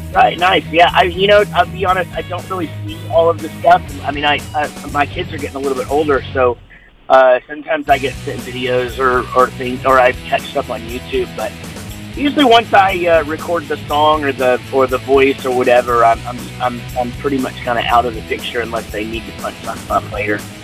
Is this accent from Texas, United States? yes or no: yes; Wichita Falls, Texas, United States; I'm from Wichita Falls, Texas